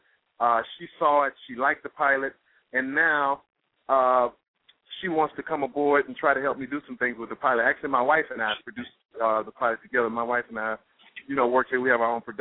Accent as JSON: {"language": "English", "town": "Montgomery", "region": "Alabama", "country": "United States", "tie": "born or raised there", "moved": "yes", "lives_now": "New York, United States", "said": "we grew up together. I'm from Montgomery, Alabama. She's from Montgomery, Alabama. We grew up together. We went to high school"}